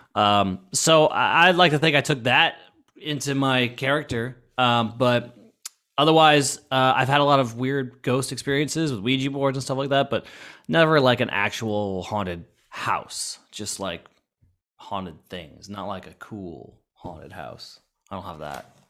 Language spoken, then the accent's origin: English; Florida, United States; I grew up in Florida and I went to Halloween Horror Nights all the time